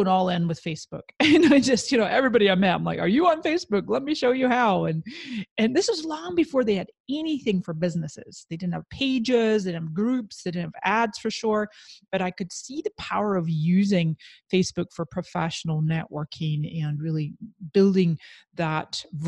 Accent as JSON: {"language": "English", "region": "Scotland", "country": "United Kingdom", "moved": "as an adult", "lives_now": "San Diego, United States", "said": "And then when I immigrated from Scotland to San Diego, California in 1999, I became an entrepreneur."}